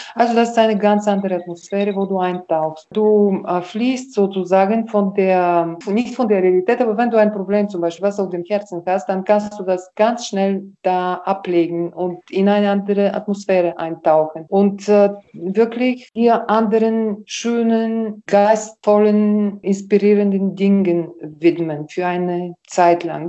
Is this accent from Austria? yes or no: no; Karlovo, Plovdiv Province, Bulgaria; meine Heimatstadt, sondern weil es wirklich einen besonderen Spirit hier gibt